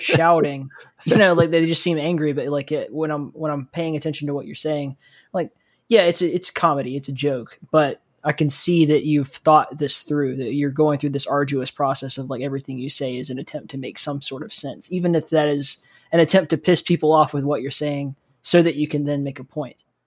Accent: South Alabama, United States; I grew up in South Alabama

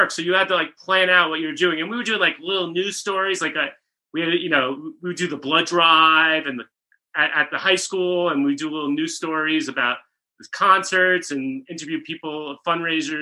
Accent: Rockland County, New York, United States; now in Los Angeles, United States; I'm from Rockland County, New York, suburbs of the city

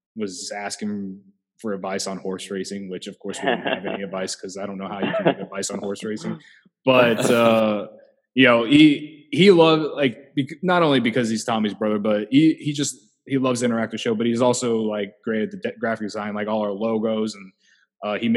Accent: Central Illinois, United States; I grew up in Central Illinois

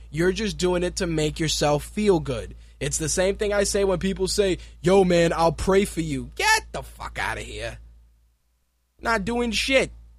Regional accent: New York City, New York, United States; also born or lived in Puerto Rico; I was born here in New York City, I am a U.S. citizen

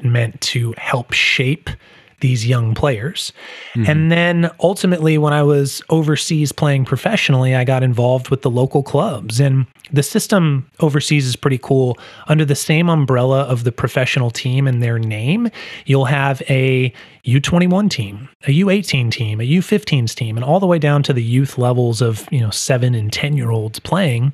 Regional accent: San Diego, California, United States; also born or lived in Germany; I'm born and raised in San Diego, sunny San Diego, California.

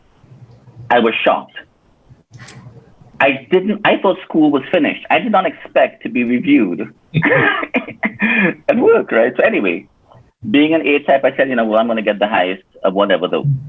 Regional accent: Point Fortin, Trinidad & Tobago; moved away as an adult; also born or lived in United States; I was raised in Trinidad and Tobago, in one of the villages called Point Fortin

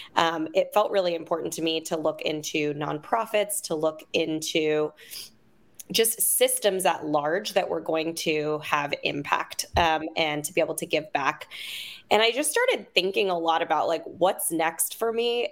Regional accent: Oakland, California, United States; I'm originally from Oakland.

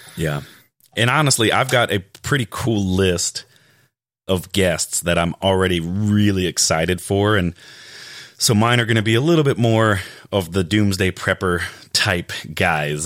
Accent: Raleigh, North Carolina, United States; I'm from Raleigh

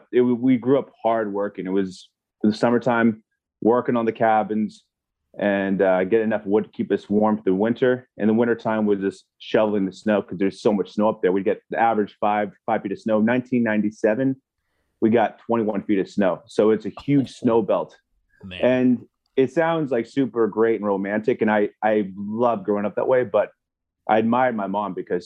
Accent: Valhalla Mountains, British Columbia, Canada; moved away; I was raised in the Valhalla Mountains of British Columbia, Canada

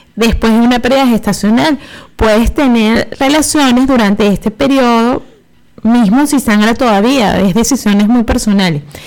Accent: Venezuela

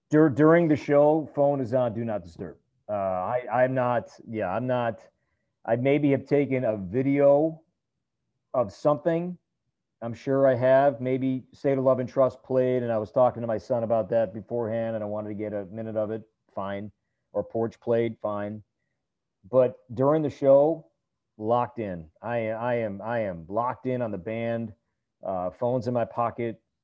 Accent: Chicago, Illinois, United States; moved away; I grew up in Chicago

